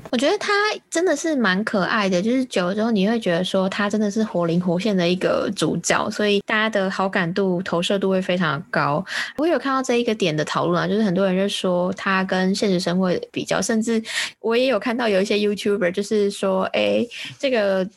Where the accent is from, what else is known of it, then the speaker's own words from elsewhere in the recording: Taiwan; 那我是台湾人